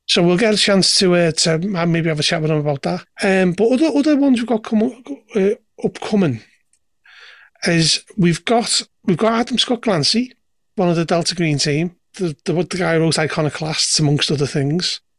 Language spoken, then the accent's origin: English; Liverpool, North West England, United Kingdom; I come from Liverpool